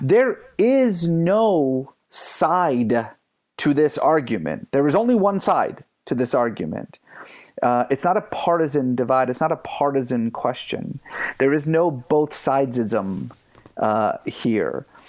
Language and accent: English; Iran; also born or lived in San Francisco Bay Area, United States; now in United States; I grew up in Iran